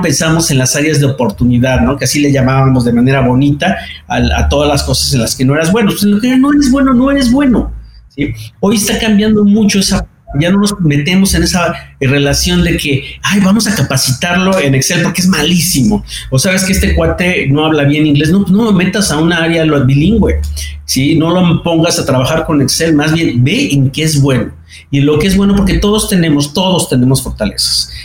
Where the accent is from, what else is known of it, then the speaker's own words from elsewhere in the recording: Mexico; en México pues, estoy en una empresa muy similar